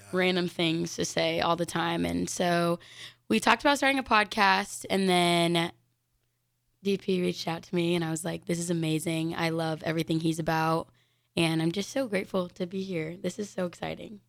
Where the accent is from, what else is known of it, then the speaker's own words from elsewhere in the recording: Denver, Colorado, United States; now in Lincoln, United States; I'm from Denver, Colorado.